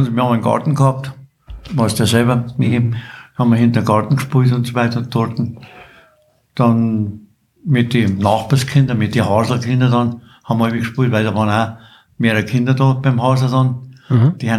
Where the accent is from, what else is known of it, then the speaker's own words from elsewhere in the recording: Wartenberg, Bavaria, Germany; born there; Und du bist geboren in Wartenberg? Ich bin geboren in Wartenberg.